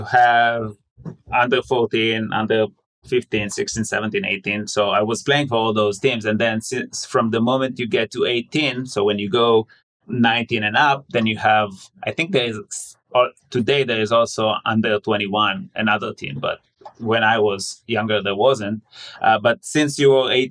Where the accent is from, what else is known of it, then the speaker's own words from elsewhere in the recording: Southern District, Israel; moved away as an adult; now in Boston, United States; I'm originally from Israel. I was born in a small town in the southern part of Israel